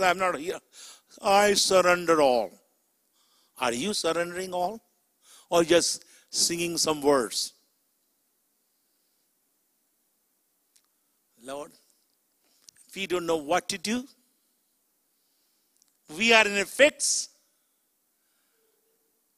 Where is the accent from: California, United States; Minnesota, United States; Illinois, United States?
Illinois, United States; Chicago; I'm from Chicago